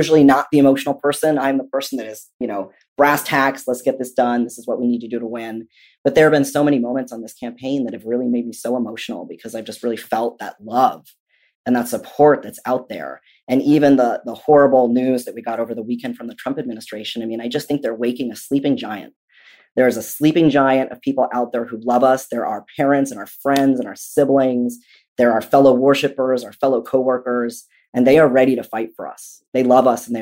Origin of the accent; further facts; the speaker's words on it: Southern California, United States; also born or lived in Massachusetts; My entire family is from there. Despite the fact that I grew up in Southern California, Massachusetts is my home